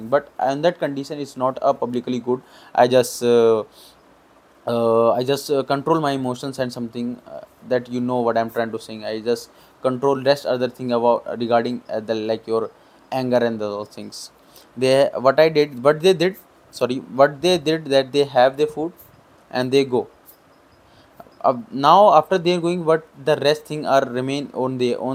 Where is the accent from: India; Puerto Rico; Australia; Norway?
India; I'm from India